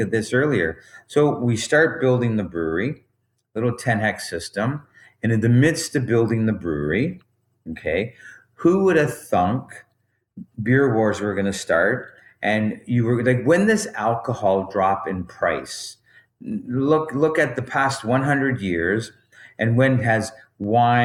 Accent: Bolton, Ontario, Canada; I grew up in Bolton, Ontario

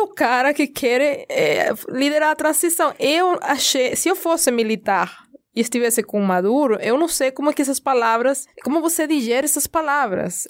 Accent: Venezuela; como venezuelana

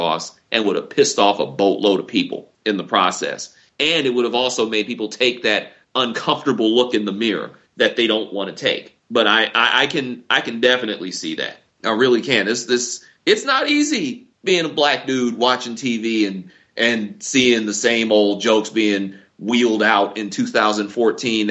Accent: Detroit, Michigan, United States; I grew up in Detroit, I grew up in the northwest side of the city

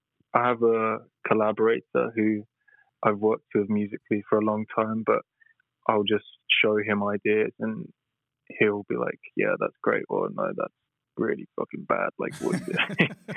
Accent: Tottenham, London, United Kingdom; born there; also born or lived in Brighton; Oh, I was born in Tottenham, which is like North London. And then I've moved around a lot. I lived in Brighton when I was studying, and now I've just recently moved back to London.

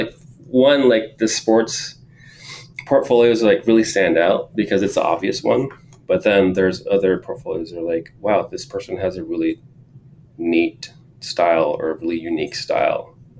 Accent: San Jose, California, United States; And then, yeah, also growing up in East San Jose, like, my parents didn't have a lot of money, lower income.

